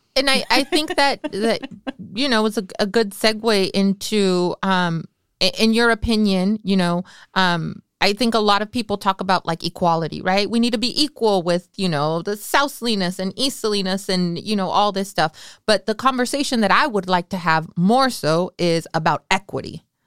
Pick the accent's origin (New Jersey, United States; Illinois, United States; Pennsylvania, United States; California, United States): California, United States; Salinas; I grew up on Ali Sal right behind Zacatecano's